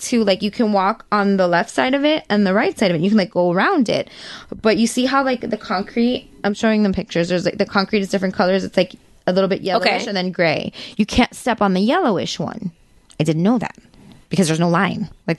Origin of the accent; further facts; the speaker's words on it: United States; we're from the United States.